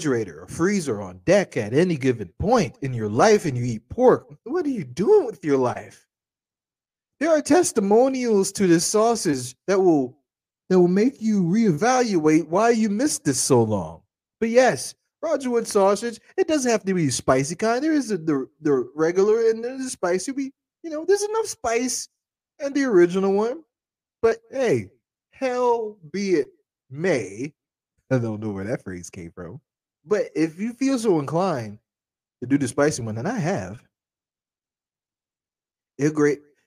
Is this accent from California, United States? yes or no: no; Charleston, South Carolina, United States; growing up in Charleston